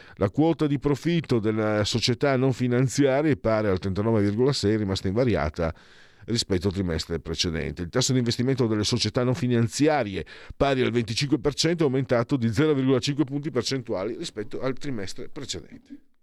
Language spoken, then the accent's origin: Italian; Italy; moved away as an adult; also born or lived in Friuli-Venezia Giulia / Veneto; Io sono un mezzo sangue, nel senso che sono metà friulano e metà veneto